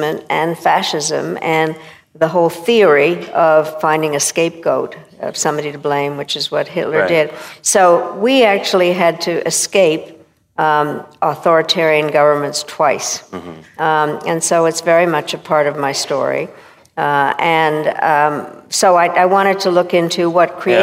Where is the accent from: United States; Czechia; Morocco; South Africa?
Czechia; I was born in Czechoslovakia in 1937